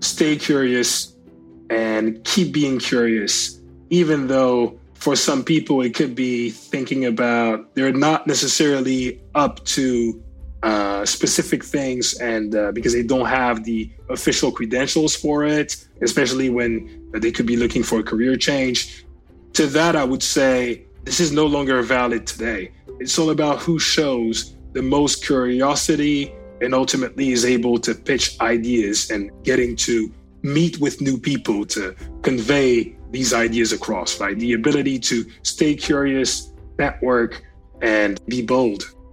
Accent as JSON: {"language": "English", "country": "France", "tie": "born or raised there", "said": "I grew up in France"}